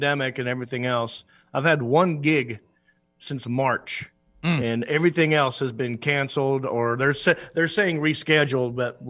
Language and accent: English; Hickory, North Carolina, United States; my hometown of Hickory